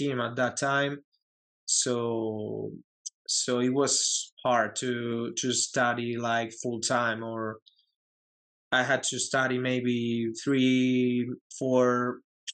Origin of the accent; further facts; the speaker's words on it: Community of Madrid, Spain; English is a second language; moved away; also born or lived in United States; I was born in Madrid, the capital. I live in a home. My hometown is like a little city, little town. In Madrid, in the region of Madrid, but not in the city.